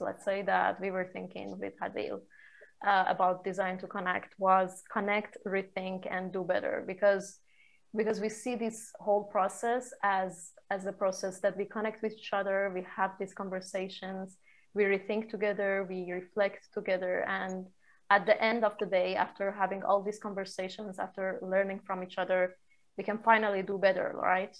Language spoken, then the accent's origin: English; Shiraz, Fars, Iran; moved away as an adult; also born or lived in Cyprus / Milan, Italy; I'm from Iran, uh, originally from Iran, uh, Shiraz, uh, a city in south west of Iran. I got out of Iran when I was 18.